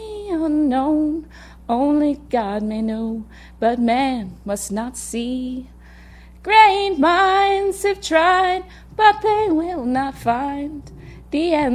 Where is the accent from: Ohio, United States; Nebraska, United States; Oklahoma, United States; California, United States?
Ohio, United States; Cincinnati; I grew up in Cincinnati